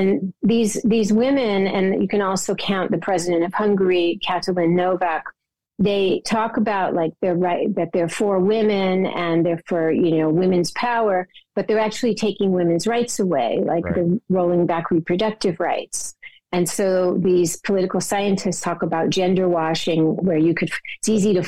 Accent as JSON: {"language": "English", "country": "United States", "tie": "born or raised there", "said": "growing up in America, but having a global outlook"}